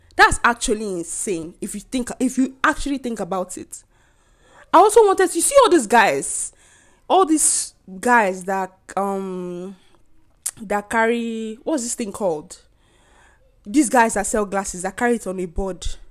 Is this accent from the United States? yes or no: no; Nigeria; moved away; As a Nigerian living abroad